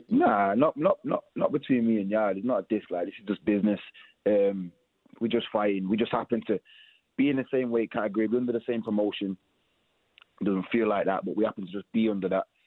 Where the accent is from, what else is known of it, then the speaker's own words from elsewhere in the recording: United Kingdom; We're all from Britain